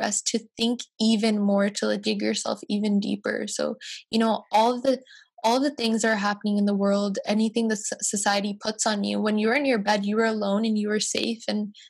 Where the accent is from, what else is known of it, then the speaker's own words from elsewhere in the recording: White Rock, British Columbia, Canada; I grew up in White Rock, so it's a lot of predominantly white people